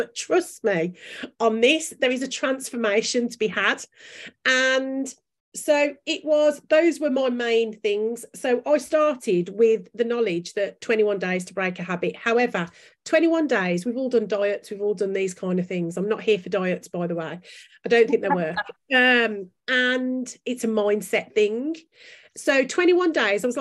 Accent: Birmingham, West Midlands, United Kingdom; accent: Brummie; my Brummie accent

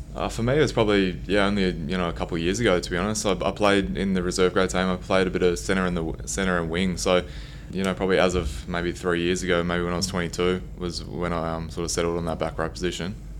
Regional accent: Gold Coast, Queensland, Australia; moved away; I grew up on the Gold Coast, I guess not too far from Brisbane

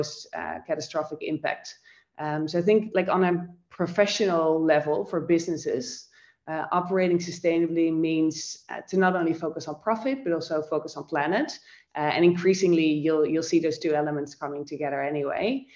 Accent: Netherlands; moved away as an adult; also born or lived in Amsterdam / Tokyo; now in Sydney, Australia; I am born and raised in the Netherlands, in Europe

